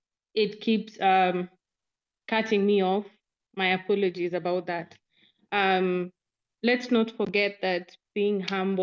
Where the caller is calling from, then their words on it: Nairobi, Kenya; I'm speaking from Nairobi, Kenya.